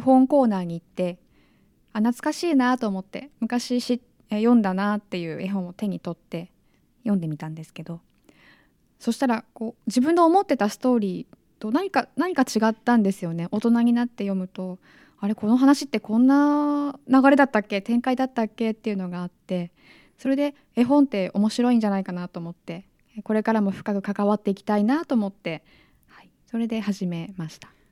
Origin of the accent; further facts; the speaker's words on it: Nagano, Japan; moved away; 長野県出身